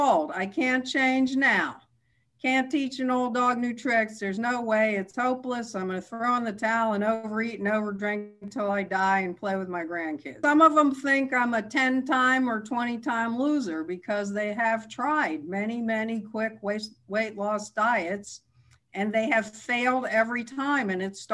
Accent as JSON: {"language": "English", "town": "New York City", "region": "New York", "country": "United States", "tie": "born or raised there", "moved": "yes", "lives_now": "Irvine, United States", "said": "I grew up in Manhattan"}